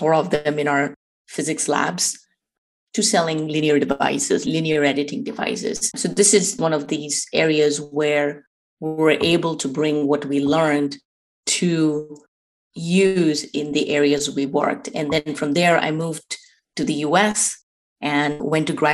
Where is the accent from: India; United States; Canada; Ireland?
India; moved away; I grew up in India